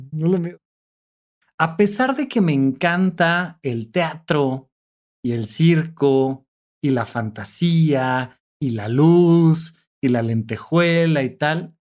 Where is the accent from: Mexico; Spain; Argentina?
Mexico; Toluca, State of Mexico; yo que vengo de Toluca